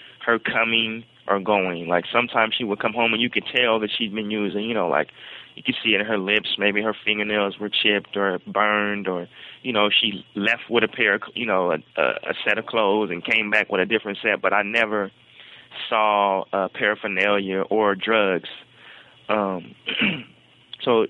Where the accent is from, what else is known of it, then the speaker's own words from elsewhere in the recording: Portland, Oregon, United States; I was the first generation, I guess, of children in the family to be actually just born and raised in Portland